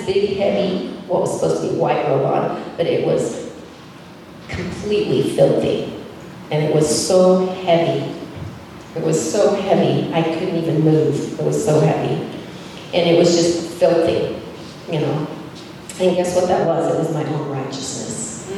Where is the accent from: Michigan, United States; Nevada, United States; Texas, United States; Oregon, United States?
Texas, United States; Amarillo; moved away as an adult; also born or lived in Denver, Colorado; I grew up in Amarillo, Texas, which is plains